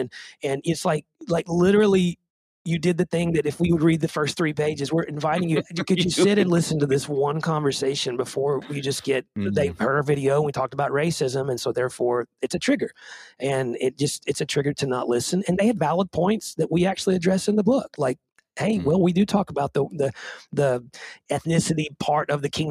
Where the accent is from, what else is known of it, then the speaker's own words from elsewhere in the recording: Nashville, Tennessee, United States; a white kid growing up in Nashville